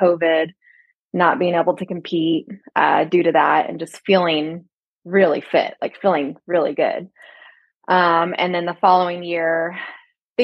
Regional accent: Texas, United States; also born or lived in Las Vegas, Nevada; now in Los Angeles, United States; as a Texan

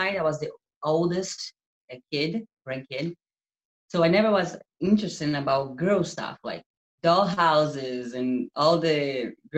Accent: Brazil; English is a second language; moved away as an adult; also born or lived in Utah, United States; now in California, United States; I'm from Brazil, and I moved to America 4 years ago. So my English is like that, weird sometimes.

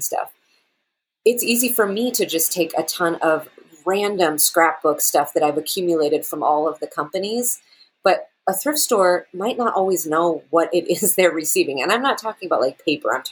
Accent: Seattle, Washington, United States; now in Germany; I'm from Seattle.

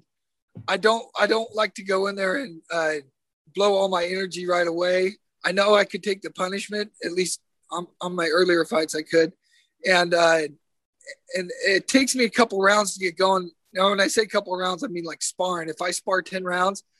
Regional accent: Elk Grove, California, United States; my hometown street in Elk Grove

